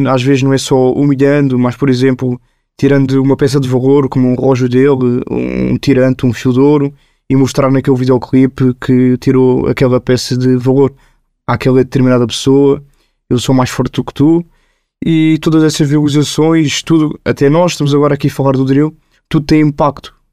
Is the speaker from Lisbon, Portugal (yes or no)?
yes; Lisbon, Portugal; Eu cresci num bairro social, em Marvila, onde eu tive muita sorte, onde no meu prédio vivem pessoas brancas, indianas e negras.